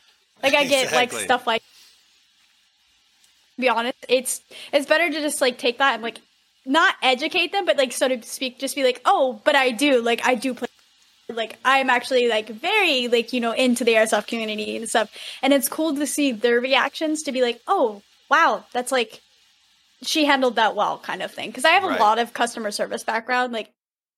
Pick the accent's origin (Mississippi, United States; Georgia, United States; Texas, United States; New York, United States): Texas, United States; moved away as an adult; also born or lived in Southern California; now in Northern California, United States; I'm technically originally from Texas